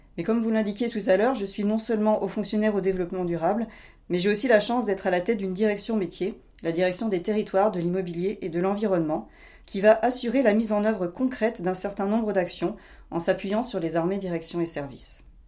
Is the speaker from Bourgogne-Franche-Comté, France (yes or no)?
yes; Doubs, Bourgogne-Franche-Comté, France; J'ai grandi en effet dans le Doubs